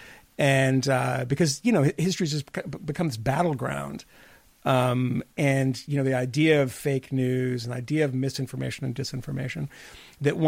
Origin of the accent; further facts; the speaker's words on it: Massachusetts, United States; growing up in Massachusetts